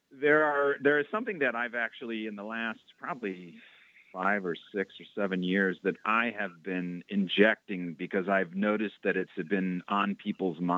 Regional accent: Roxbury, Massachusetts, United States; When I talk about um, growing up in Roxbury, um, there's lots of people that resonates

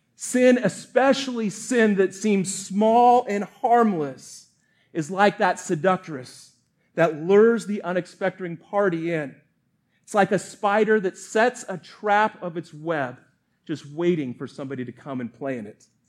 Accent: Colorado, United States; moved away; also born or lived in Montana; grew up in Colorado

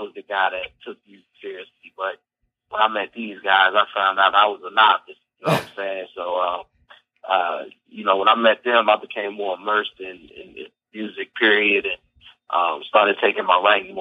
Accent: Alexandria, Virginia, United States; moved away as an adult; also born or lived in Fairfax, Virginia / Reston, Virginia / North Carolina; I grew up mostly in Alexandria, and I went to high school in Reston

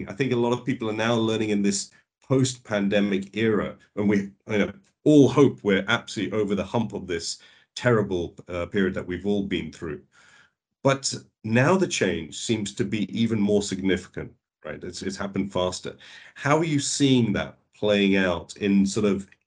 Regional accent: London, United Kingdom; also born or lived in India; I'm a born and bred Londoner from the UK

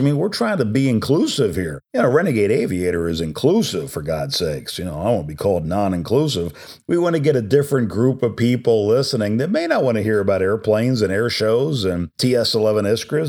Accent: New Jersey, United States; I'm an Italian from New Jersey

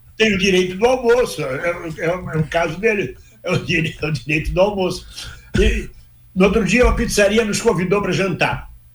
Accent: Brazil; moved away as an adult; now in Portugal

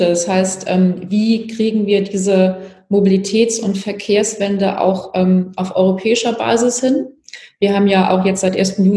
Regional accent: Hamburg, Germany; zum anderen aber kommen wir aus Hamburg Hamburg, logischerweise, und machen für die Hamburgerinnen und Hamburg, Hamburger Politik.

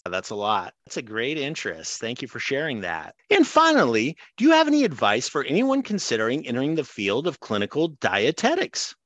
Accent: Greenfield, Iowa, United States; my hometown in Adair County, Greenfield, Iowa

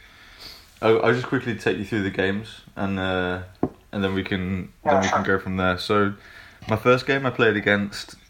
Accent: Canada; moved away as an adult; now in Denmark; I live here in Denmark, and I'm from Canada originally

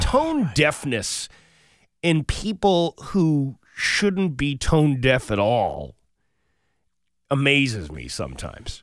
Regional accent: United States; I'm an American

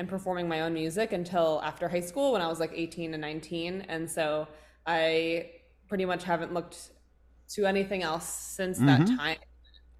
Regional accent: New York City, New York, United States; now in Long Beach, United States; born and raised in New York City, and currently live in Long Beach, California

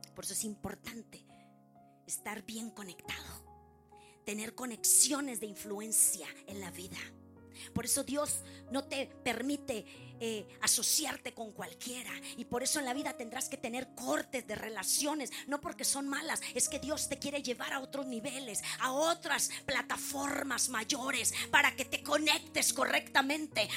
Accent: Mexico; como buena mexicana

